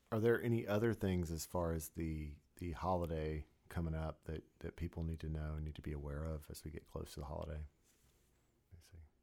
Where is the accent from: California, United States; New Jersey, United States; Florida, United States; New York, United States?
Florida, United States; moved away; growing up on the East Coast, you know, in Florida